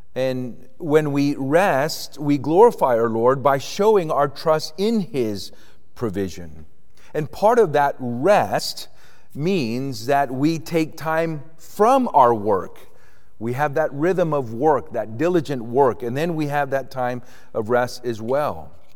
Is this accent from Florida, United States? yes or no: yes; Avon Park, Florida, United States; also born or lived in Puerto Rico; I grew up in Puerto Rico, Roman Catholic, so didn't have any experiences. But when I was eight years old, we moved to Florida, to Central Florida, and we moved to a part of Florida, a little town called Avon Park